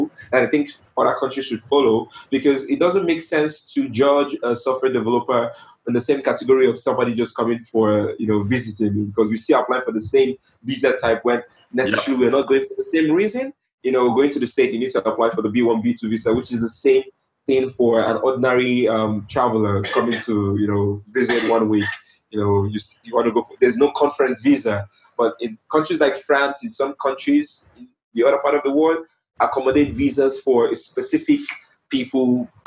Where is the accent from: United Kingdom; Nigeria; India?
Nigeria; coming from a country where we only give 17 countries, 17 nationals visas